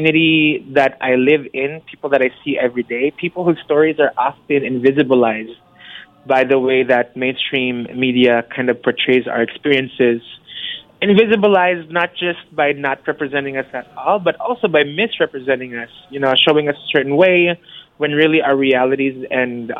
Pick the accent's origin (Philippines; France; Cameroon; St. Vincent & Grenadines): Philippines; moved away; growing up in the Philippines